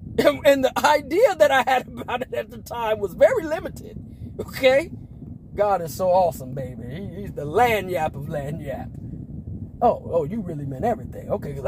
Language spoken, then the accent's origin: English; Las Vegas, Nevada, United States; born there; I was born in Las Vegas, Nevada, to a military family that's from Chicago.